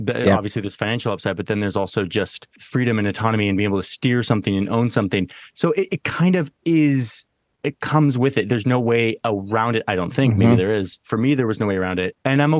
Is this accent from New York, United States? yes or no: no; Southern Oregon, United States; So I grew up in Southern Oregon, not the Mecca. I grew up in actually a very like hippie liberal town, but it was a liberal town that was surrounded by like kind of these libertarian counties in Southern Oregon.